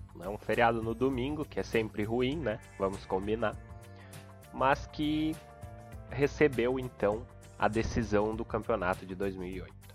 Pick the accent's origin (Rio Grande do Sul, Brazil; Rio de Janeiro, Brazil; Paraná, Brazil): Rio Grande do Sul, Brazil; sou gaúcho, moro em Porto Alegre